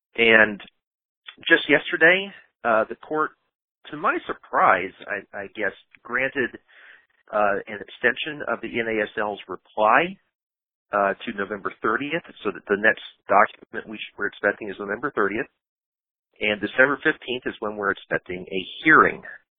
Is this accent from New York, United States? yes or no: no; Athens, Georgia, United States; even though I grew up in Athens, Georgia, I have this sort of nasally, geographically nondescript voice